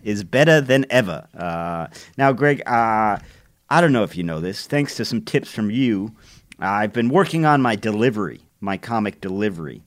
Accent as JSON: {"language": "English", "town": "Cleveland", "region": "Ohio", "country": "United States", "tie": "born or raised there", "said": "my hometown"}